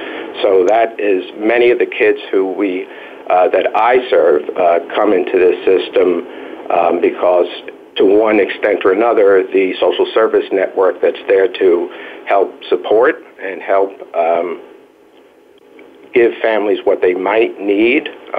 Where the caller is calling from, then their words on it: South Bronx, New York, United States; For me, my experience is working with, and I'm calling from the South Bronx, where I've worked for about 30 years.